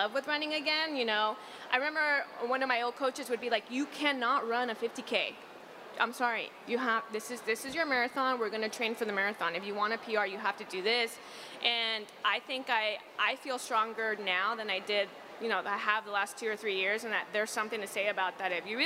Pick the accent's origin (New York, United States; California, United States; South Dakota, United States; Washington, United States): California, United States; the Valley, Southern; I'm from the Valley in Southern California where it's 90 degrees most of the time